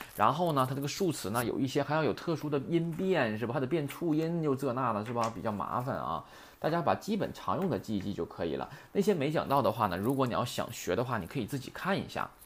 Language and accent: Chinese; China; 我们中国人